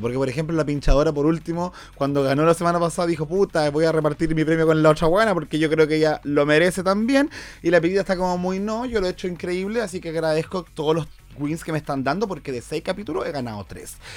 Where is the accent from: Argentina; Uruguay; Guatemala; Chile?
Chile; para nosotros en Chile